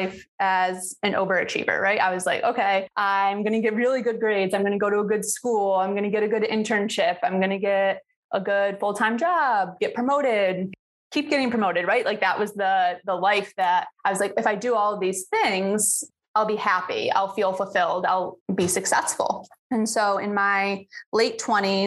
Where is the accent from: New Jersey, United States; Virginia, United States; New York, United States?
New York, United States; moved away as an adult; now in St. Petersburg, United States; I'm from New York and just last year I made the move and fulfilled my dream of living somewhere warmer and by the beach. So now I'm in St. Pete, Florida.